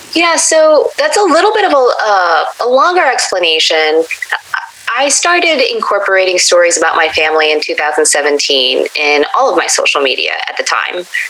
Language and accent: English; United States; I was the typical American brat growing up